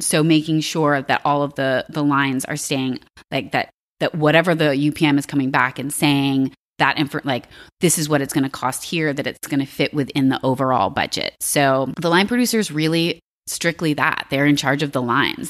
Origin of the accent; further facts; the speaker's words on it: Alexandria, Virginia, United States; I grew up in Virginia.